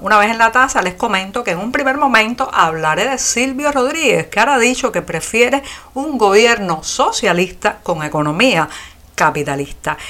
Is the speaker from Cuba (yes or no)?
yes; Cuba; los que nacimos y residimos en este este país